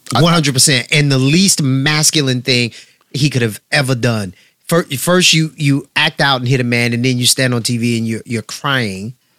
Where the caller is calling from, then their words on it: New Jersey, United States; I'm calling from Jersey.